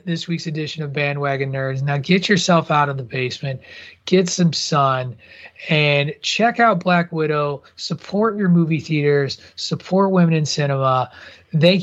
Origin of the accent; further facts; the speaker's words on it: Midwest, United States; as a kid growing up in the Midwest